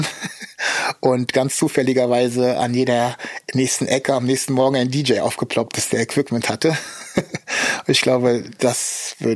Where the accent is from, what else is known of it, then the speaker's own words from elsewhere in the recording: Ukraine; German is a second language; habe aber dann die Erfahrung gemacht, dass ich das erste Mal ähm, als Ukrainer wahrgenommen wurde, und zwar von Russen.